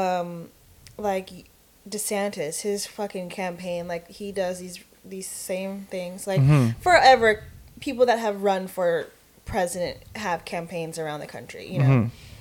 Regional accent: United States; I live here and I didn't have a choice. I was born in this country

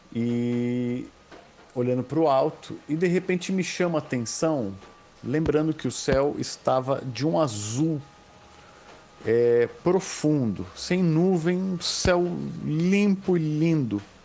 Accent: São Paulo, Brazil; eu sou de São Paulo

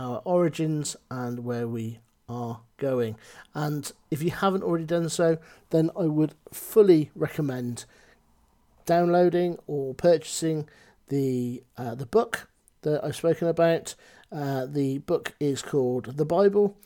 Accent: Cheltenham, South West England, United Kingdom; also born or lived in Gloucester; I come from Gloucester. I come from Cheltenham

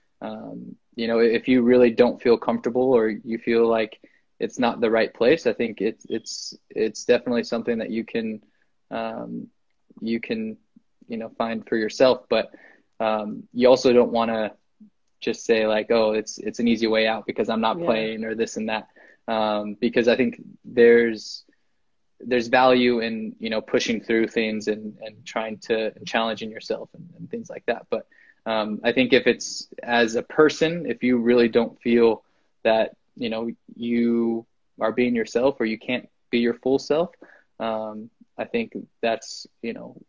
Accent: Evergreen, United States; Yeah, I grew up closer to Valley than St. Francis, but I grew up in Evergreen.

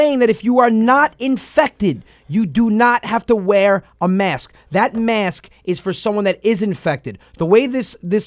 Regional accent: New Rochelle, New York, United States; New Rochelle. I'm from New Rochelle.

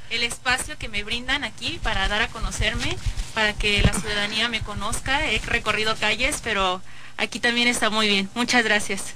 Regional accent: San Miguel de Allende, Guanajuato, Mexico; soy de la San Rafa, Ignacio Allende, por supuesto. Este, soy, como les comento, sanmiguelense de corazón

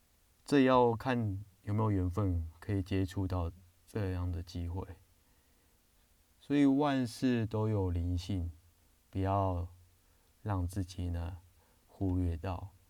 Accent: China; 我们中国人不是就是进门都会踏一个坎嘛

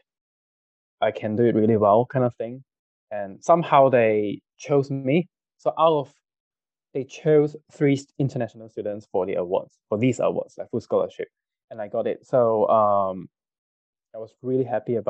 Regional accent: Kajang, Selangor, Malaysia; growing up in Kajang, Satay Town, every day it's Satay

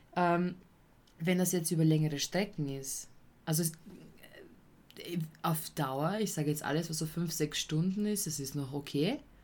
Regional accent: Vienna, Austria; als Wiener

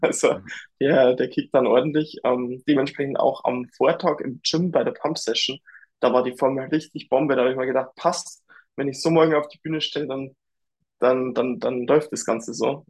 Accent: Dingolfing, Bavaria, Germany; bei der BMW hier in Dingolfing in meiner Heimat

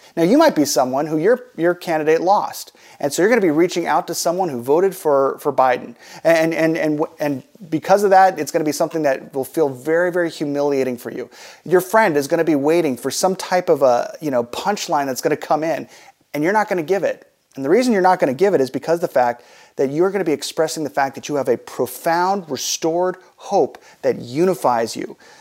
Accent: United States; As American Christians, we get a chance to live in the best country in the world

